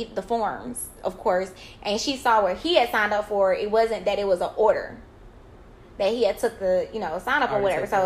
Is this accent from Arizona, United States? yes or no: no; Columbus, Georgia, United States; I was raised in Columbus, so Fort Benning was like a big thing